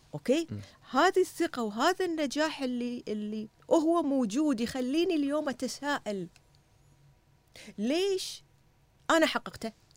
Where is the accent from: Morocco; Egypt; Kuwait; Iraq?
Kuwait; أنا واحدة كويتية